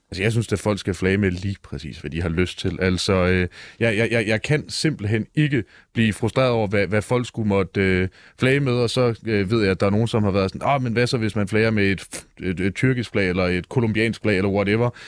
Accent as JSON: {"language": "Danish", "country": "Denmark", "said": "Jeg er fra den rigtige Vestegn, nemlig Jylland"}